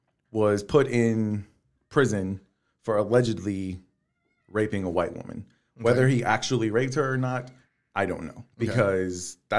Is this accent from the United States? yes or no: yes; the South, United States; I mean, I'm from the South. Now, my history in the South is probably a little bit different from other people's.